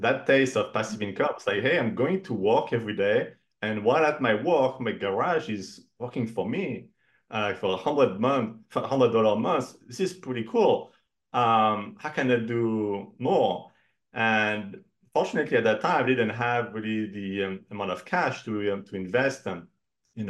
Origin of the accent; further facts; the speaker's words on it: Cognac, Nouvelle-Aquitaine, France; moved away as an adult; now in United States; originally I'm from France, from the Cognac region in north of Bordeaux. And I came to the US for my first job about 21 years ago